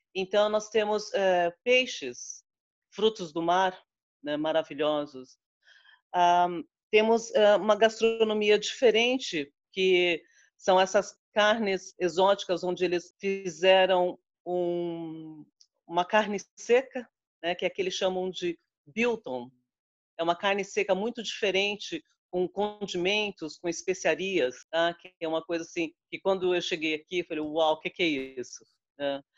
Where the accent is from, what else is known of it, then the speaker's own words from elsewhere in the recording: São Paulo, Brazil; now in Cape Town, South Africa; eu sou de São Paulo